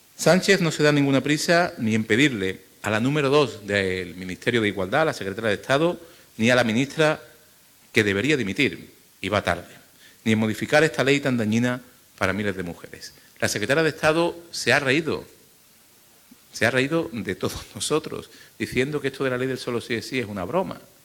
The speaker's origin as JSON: {"language": "Spanish", "town": "Málaga", "region": "Andalusia", "country": "Spain", "said": "en mi ciudad, en Málaga, en mi tierra"}